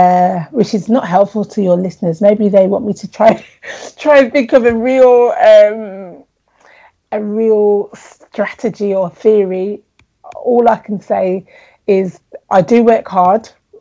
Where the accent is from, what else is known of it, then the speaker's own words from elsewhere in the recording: Jamaica; And I was like, I'm from Jamaica.